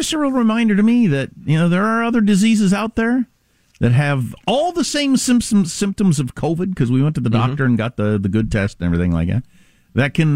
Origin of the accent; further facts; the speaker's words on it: United States; I'm an American. I live in the United States.